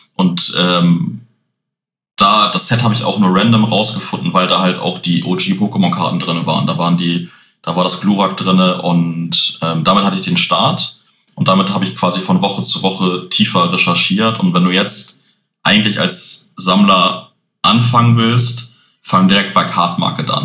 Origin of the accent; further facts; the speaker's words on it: Hamburg, Germany; bin Hamburger Jung, hier geboren, bis jetzt auch da geblieben